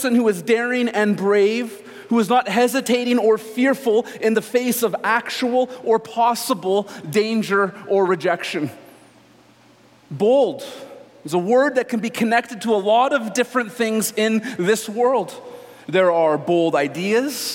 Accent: Canada; As Canadian Christians

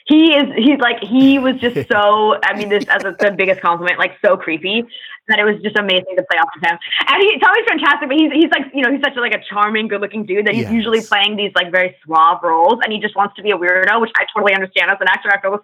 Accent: San Diego, California, United States; also born or lived in Bay Area, California / United Kingdom / Atlanta; now in Los Angeles, United States; I was born in the Bay Area and grew up mostly in San Diego

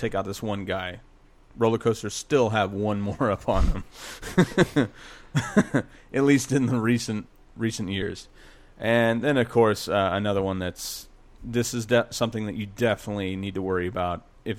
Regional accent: United States; being an American

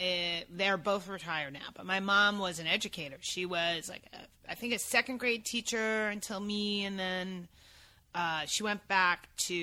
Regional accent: East Meadow, New York, United States; moved away as an adult; also born or lived in Brooklyn, New York; now in Los Angeles, United States; I was born in Brooklyn, but I'm not that cool. I was raised on Long Island.

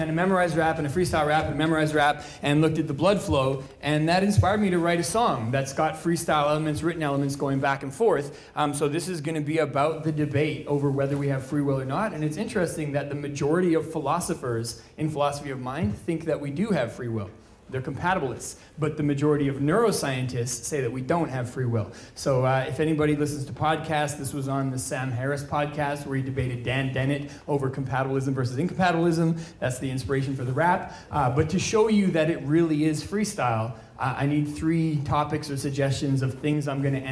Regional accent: British Columbia, Canada; moved away; I did some university studies where I come from, British Columbia.

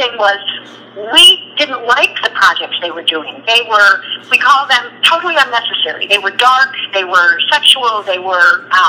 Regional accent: Chicago, Illinois, United States; Well, I grew up in Chicago in a house that we believed in God and went to church

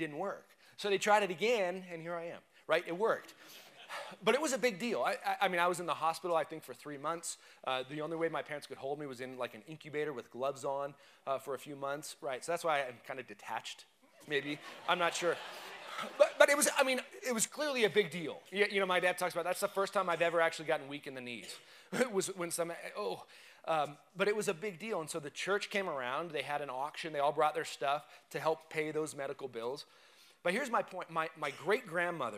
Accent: United States; we're not Romans, but we're Americans. We're American citizens

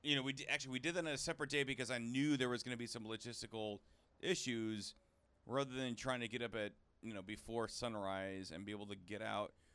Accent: Seattle, Washington, United States; I've done this in Seattle growing up in Seattle

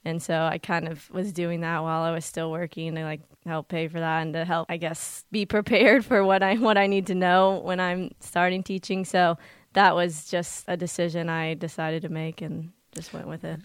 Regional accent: Columbus, Indiana, United States; I grew up in Columbus, Indiana

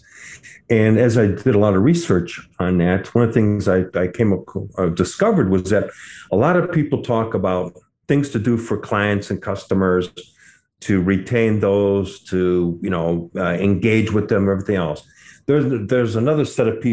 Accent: Detroit, Michigan, United States; also born or lived in Bordeaux, France; I grew up in the Detroit area

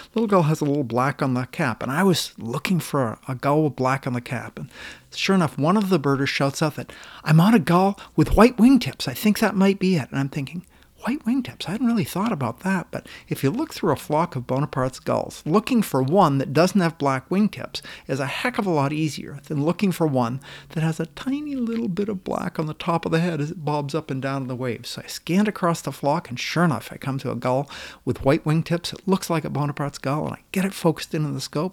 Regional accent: Oakland, Maine, United States; moved away as an adult; also born or lived in Seattle, Washington / New York; now in Washington, United States; I was just a few months old and spent my whole childhood, my whole youth in Oakland, Maine

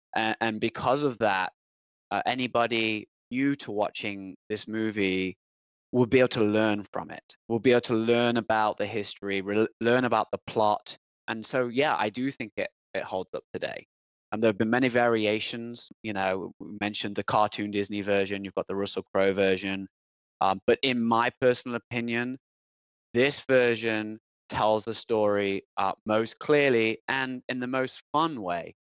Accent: Nottingham, East Midlands, United Kingdom; moved away; I am from England, and I'm actually born in Nottingham.

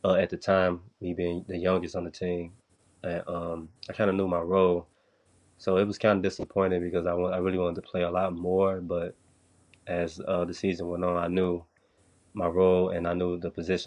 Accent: Chicago, Illinois, United States; moved away as an adult; I come from Chicago

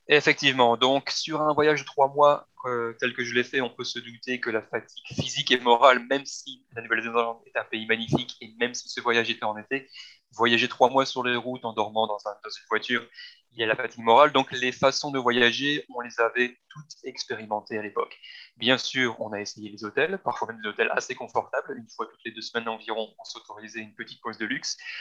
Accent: Belgium; moved away; ayant grandi en Belgique avec le plat pays

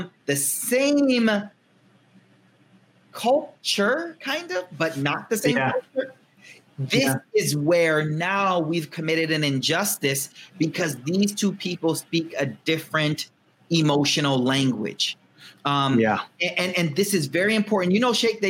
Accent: United States; I'm American raised

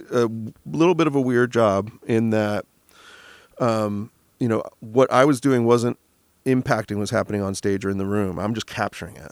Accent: Michigan, United States; now in Los Angeles, United States; we're from Michigan

